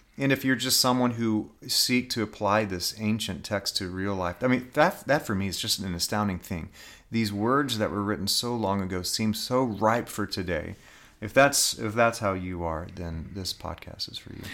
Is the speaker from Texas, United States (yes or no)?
yes; Dallas, Texas, United States; I grew up in Dallas, Texas